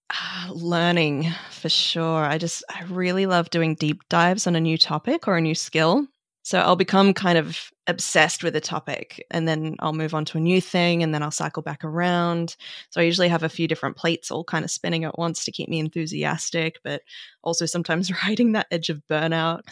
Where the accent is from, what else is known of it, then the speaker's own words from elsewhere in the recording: Australia; growing up in Australia